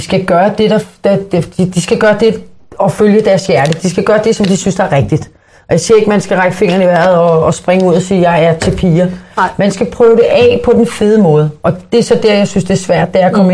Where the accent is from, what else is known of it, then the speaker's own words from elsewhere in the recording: Copenhagen, Capital Region of Denmark, Denmark; jeg er opvokset i Sydhavn